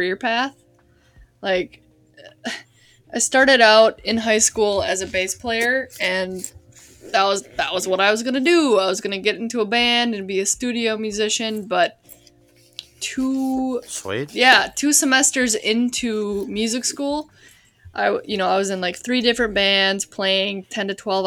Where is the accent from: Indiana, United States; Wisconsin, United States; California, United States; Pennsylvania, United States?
Wisconsin, United States; moved away; I grew up in Wisconsin, basically like on the western border, the first city you hit when you cross the border into Wisconsin